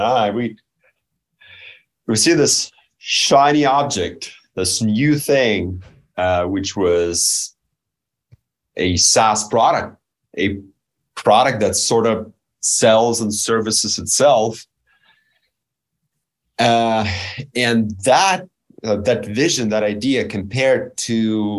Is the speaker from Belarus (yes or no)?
yes; Belarus; I was born and raised in Belarus, which many consider a third world country